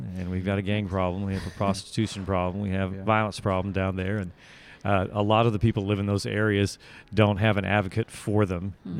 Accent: Australia; accent: Australian; My Australian accent. That's about as good as it gets. I don't really practice accents. Since I already have one, I try to stick with that one.

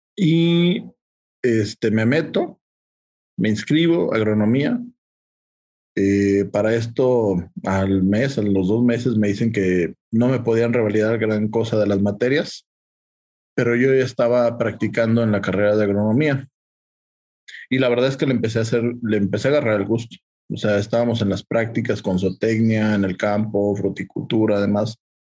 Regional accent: Aguascalientes, Mexico; Yo soy originario de Aguascalientes.

